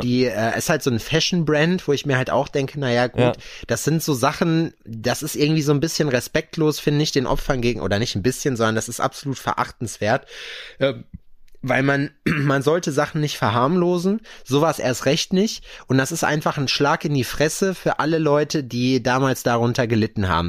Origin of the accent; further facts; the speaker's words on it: Lüdenscheid, North Rhine-Westphalia, Germany; now in Jena, Germany; den Lüdenscheid da hinten die, ist, äh, die Ecke, wo ich herkomme